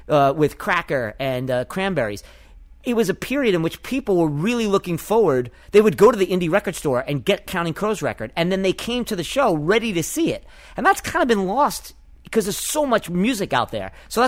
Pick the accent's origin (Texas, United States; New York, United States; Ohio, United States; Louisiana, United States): New York, United States; as a New Yorker